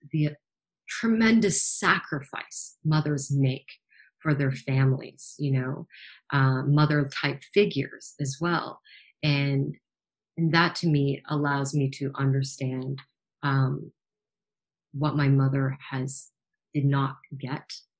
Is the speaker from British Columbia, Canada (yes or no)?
no; Toronto, Ontario, Canada; Being born and raised in Toronto